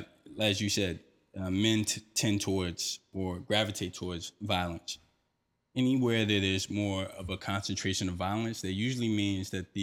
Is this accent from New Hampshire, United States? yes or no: no; North Carolina, United States; now in New York, United States; When I grew up in North Carolina